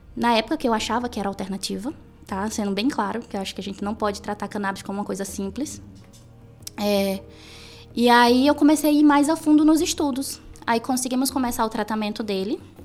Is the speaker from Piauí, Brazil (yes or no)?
yes; Piauí, Brazil; moved away; eu venho do Nordeste, eu venho do Piauí